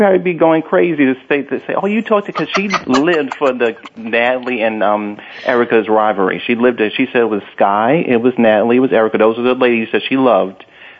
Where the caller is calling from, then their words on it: New York City, New York, United States; I'm calling from Brooklyn.